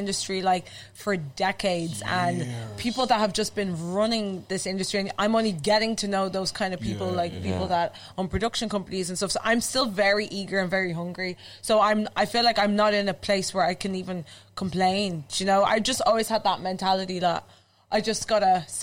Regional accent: Dublin, Leinster, Ireland; I'm literally from Whitestown and Blanche

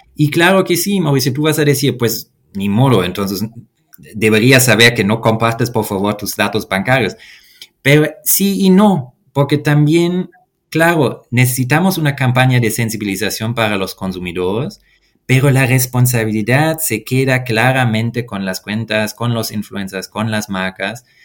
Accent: Germany; Spanish is a second language; moved away as an adult; now in Mexico City, Mexico; mi país natal, Alemania

